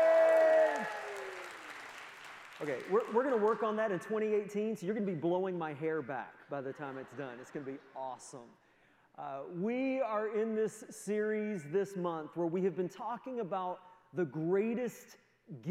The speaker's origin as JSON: {"language": "English", "region": "the Maritimes", "country": "Canada", "also_born_or_lived": "United States", "moved": "as an adult", "lives_now": "Moncton, Canada", "said": "my family, although we're all from the Maritimes"}